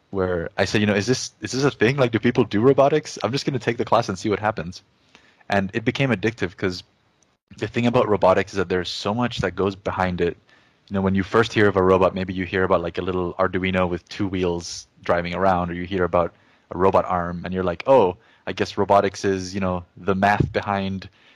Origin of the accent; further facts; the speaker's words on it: Jamaica; English is a second language; moved away as an adult; also born or lived in Chile / upstate New York, United States; now in United States; I was born in Chile in South America. And when I was about 8 or 9 years old, I moved to Jamaica, which is where I did my high schooling. And that's also where I learned English